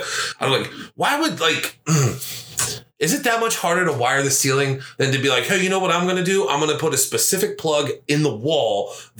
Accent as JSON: {"language": "English", "town": "Hilliard", "region": "Ohio", "country": "United States", "tie": "born or raised there", "also_born_or_lived": "Florida", "said": "I moved to Ohio from Florida. Or that's what I meant. Sorry. Yeah, no, I lived in Hilliard."}